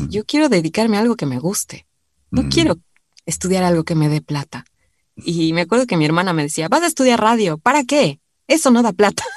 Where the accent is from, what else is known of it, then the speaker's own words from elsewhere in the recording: Quito, Pichincha, Ecuador; moved away as an adult; also born or lived in Cumbayá / Argentina; Yo nací en Quito, vivíamos en, en, el centro de Quito